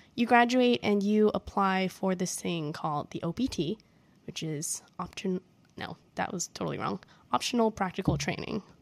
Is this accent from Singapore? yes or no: yes; Singapore; moved away as an adult; now in United States; I'm from Singapore